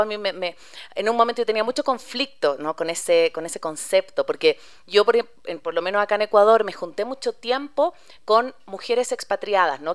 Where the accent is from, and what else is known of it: Chile; moved away